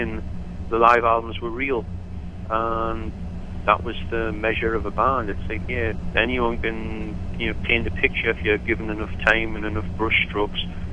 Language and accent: English; Newcastle upon Tyne, North East England, United Kingdom; I come from Newcastle, the most alcoholic city in England